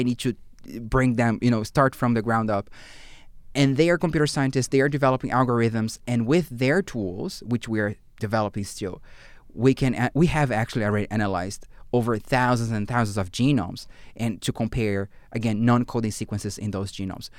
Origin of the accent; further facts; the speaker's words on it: Brazil; English is a second language; moved away as an adult; also born or lived in Fredericton, Canada / Portugal; now in Canada; I come from Brazil